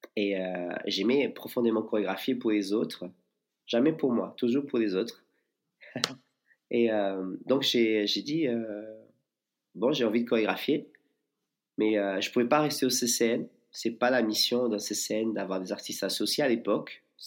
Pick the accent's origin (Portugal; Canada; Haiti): Portugal; moved away as an adult; also born or lived in Lisbon / New York; now in Bayonne, France; je suis portugais.